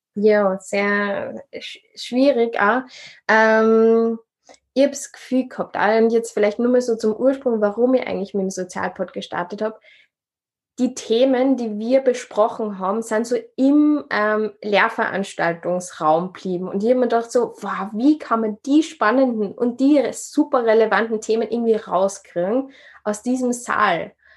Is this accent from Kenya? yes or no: no; Upper Austria, Austria; now in Vienna, Austria; ursprünglich ähm, bin ich in Oberösterreich geboren, wohne in Wien